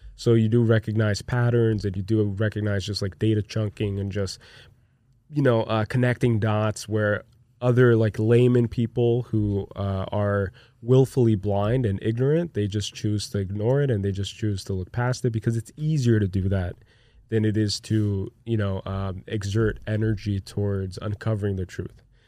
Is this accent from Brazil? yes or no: yes; Brazil; moved away as an adult; now in United States; I grew up in Brazil